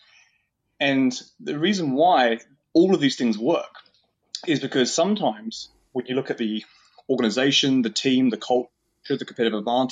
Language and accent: English; New Zealand; I'm from New Zealand.